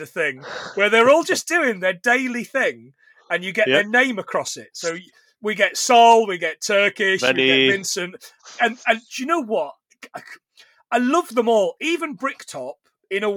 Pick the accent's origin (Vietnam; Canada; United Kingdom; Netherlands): United Kingdom; Nottingham, East Midlands; I'm from Nottingham